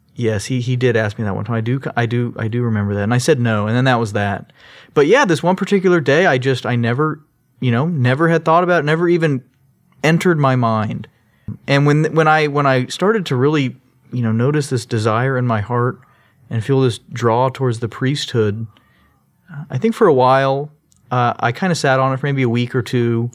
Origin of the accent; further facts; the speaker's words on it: Sugar Land, Texas, United States; also born or lived in Long Beach, California / Orange, California; I grew up in Sugarland. I was actually born in California in Long Beach